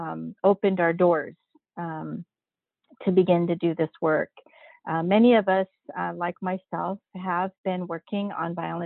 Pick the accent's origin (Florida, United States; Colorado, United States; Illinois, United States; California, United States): California, United States; San Francisco; moved away as an adult; also born or lived in Washington, District of Columbia, United States; now in San Diego County, United States; I'm Filipina, born and raised, first generation Filipina American, born and raised in San Francisco, California, and in the Haight-Ashbury district. So I grew up around all the hippies and the immigrants that were living in the Haight-Ashbury then.